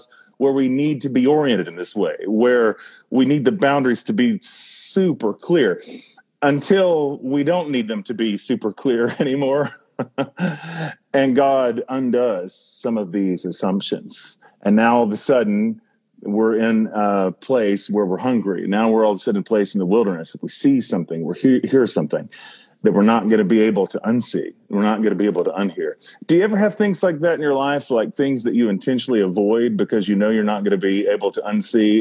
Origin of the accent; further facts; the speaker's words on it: North Carolina, United States; I'm from North Carolina